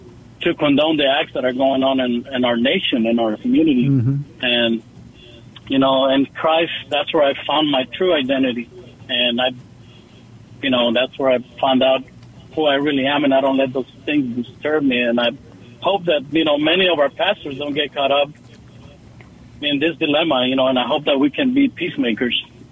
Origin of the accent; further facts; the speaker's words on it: El Salvador; now in San Antonio, United States; I'm an immigrant from El Salvador